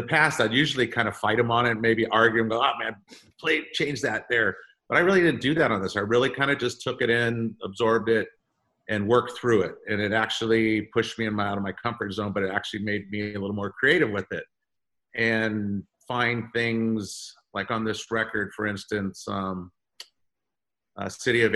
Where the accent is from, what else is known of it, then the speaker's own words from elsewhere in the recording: California, United States; we are young kids from California that never left California